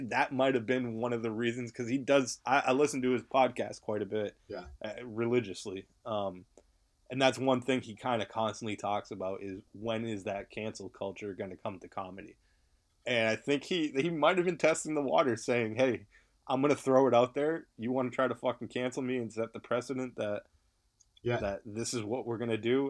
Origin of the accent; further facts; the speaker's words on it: New England, United States; moved away; I'm from New England originally